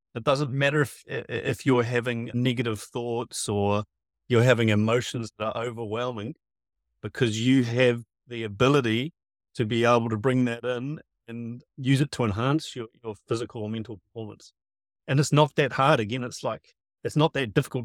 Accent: Piha, Auckland, New Zealand; I grew up at P H A Beach, Auckland

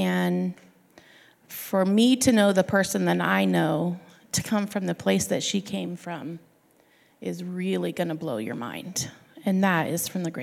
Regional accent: Sandy, Oregon, United States; I'm from Sandy, Oregon

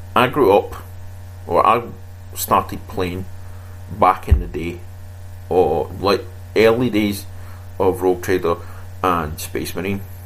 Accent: Scotland, United Kingdom; I come from Scotland

